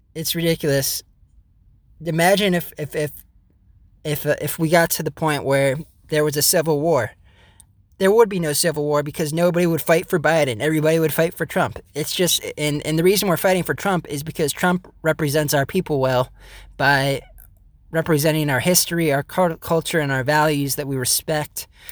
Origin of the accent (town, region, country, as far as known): United States